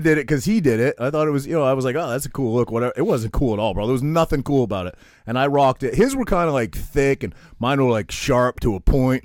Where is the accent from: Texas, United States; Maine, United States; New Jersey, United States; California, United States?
Maine, United States; I'm this kid from Maine